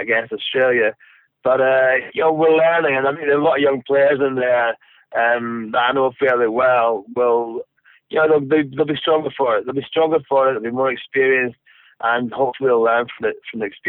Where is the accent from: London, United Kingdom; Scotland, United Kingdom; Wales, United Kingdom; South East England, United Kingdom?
Scotland, United Kingdom; as a Scotsman, as a rugby fan